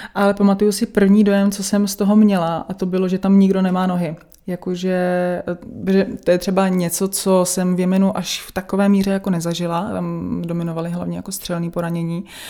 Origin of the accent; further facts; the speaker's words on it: Czechia; tady u nás v Čechách